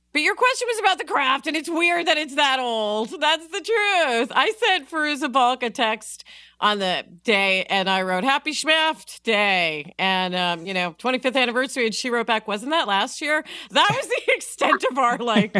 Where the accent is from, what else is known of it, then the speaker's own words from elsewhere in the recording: New York, United States; I am from New York